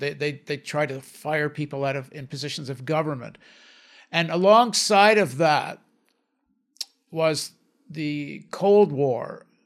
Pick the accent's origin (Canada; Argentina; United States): Canada; they came back to Canada, and, and then I, as a result of that, I was born in Canada